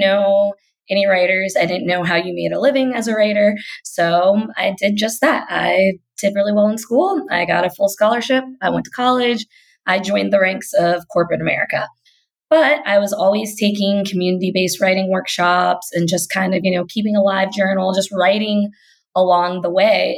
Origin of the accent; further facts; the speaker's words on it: Kentucky, United States; accent: Kentucky; I'm from Kentucky because sometimes that Kentucky accent will slip right out.